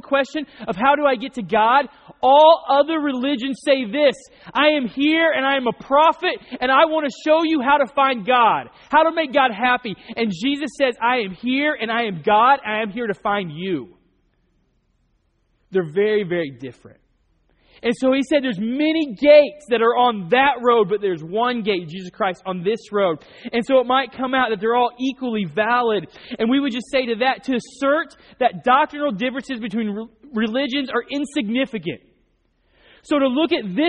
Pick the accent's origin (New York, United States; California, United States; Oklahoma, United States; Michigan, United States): Oklahoma, United States; North; I grew up in Oklahoma, North Oklahoma.